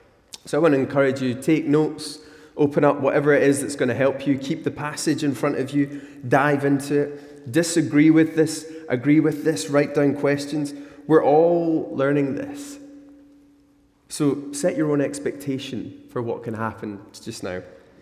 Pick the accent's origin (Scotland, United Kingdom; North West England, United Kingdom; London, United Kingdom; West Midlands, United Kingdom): Scotland, United Kingdom; Glasgow; moved away; I came from Glasgow, where unlike Australia, the spiders don't kill you if they bite you. And the sun is unlikely to kill you in Scotland.